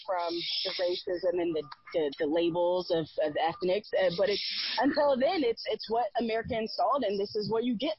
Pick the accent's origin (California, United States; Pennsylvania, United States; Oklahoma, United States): California, United States; Fresno; from Fresno. My family, my grandparents are from Little Rock, Arkansas.